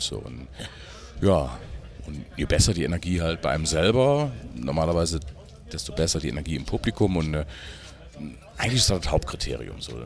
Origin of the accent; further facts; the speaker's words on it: Germany; ich bin gar nicht weit weg von Brüm, wo ich herkomme